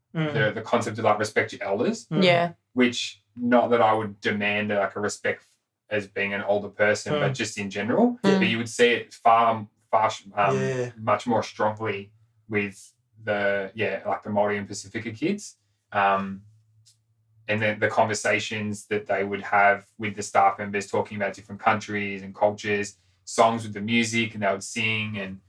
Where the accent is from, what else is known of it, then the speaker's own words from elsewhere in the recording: Australia; my cultural background is, like, I'm half Australian, half English, like, I'm sort of as white as you can get. And in terms of culture, it's, like, just the Aussie-Australian sort of Anglo-white culture that I have.